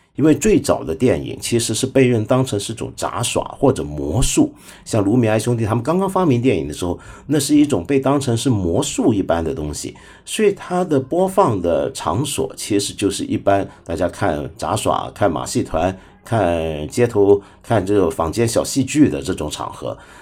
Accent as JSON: {"language": "Chinese", "country": "China", "said": "我们中国人"}